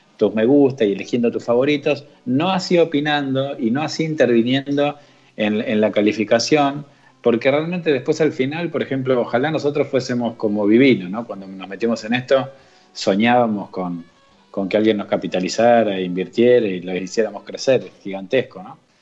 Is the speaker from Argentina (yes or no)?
yes; Argentina; somos de Argentina